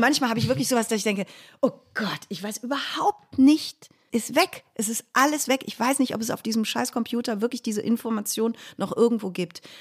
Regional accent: Cologne, North Rhine-Westphalia, Germany; das war mein erster Versuch, aus Köln wegzukommen

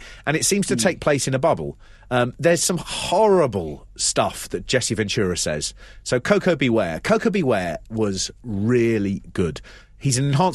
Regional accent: United Kingdom; We're British

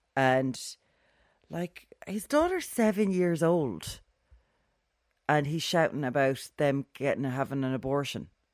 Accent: Ireland; We have a Celtic heritage here in this country

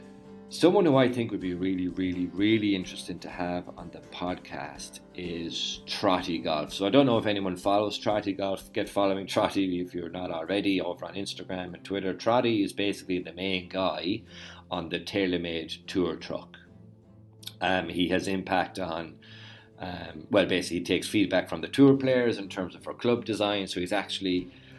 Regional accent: Ireland; what we are like as Irish people

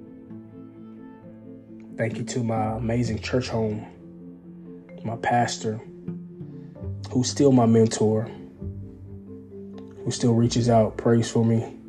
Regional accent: East Texas, United States; I'm from East Texas, so I'm raised as a country boy

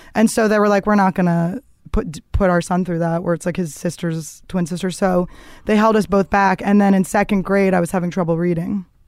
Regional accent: Philadelphia, Pennsylvania, United States; I grew up in the suburbs of Philadelphia

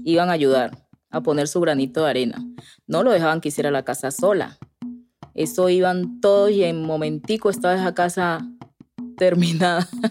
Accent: Guapi, Cauca, Colombia; moved away; Yo soy del Pacífico, yo andaba descalza, yo en algunas veces le ayudé a sembrar arroz a mis papás

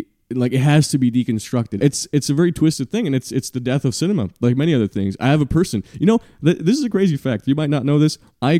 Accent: Montreal, Quebec, Canada; my hometown. Just, I walk by there every day. Montreal, Canada, Quebec.

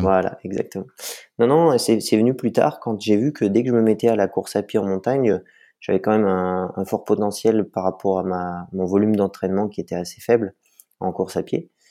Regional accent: Vercors, Auvergne-Rhône-Alpes, France; now in La Rosière, France; Je suis né dans le Vercors, euh, mes parents y habitent toujours. Donc, j'ai commencé par le ski alpin à deux ans

